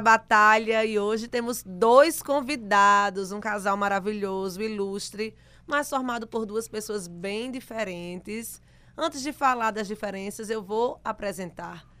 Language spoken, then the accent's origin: Portuguese; Rio Grande do Norte, Brazil; volto pro meu Rio Grande do Norte